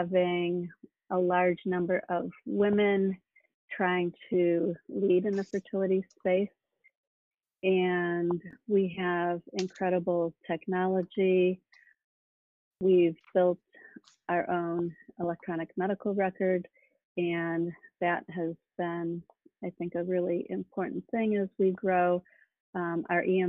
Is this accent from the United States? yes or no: yes; Midwest, United States; moved away as an adult; also born or lived in California; I grew up in the Midwest and came to California, Stanford, for medical school